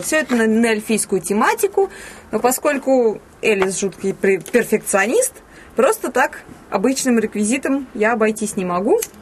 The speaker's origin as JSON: {"language": "Russian", "town": "Ivanovo", "region": "Ivanovo Oblast", "country": "Russia", "tie": "born or raised there", "also_born_or_lived": "Komsomolsk-on-Amur", "said": "когда мне было три года, мы переехали из Комсомольска на море, соответственно, в Иваново"}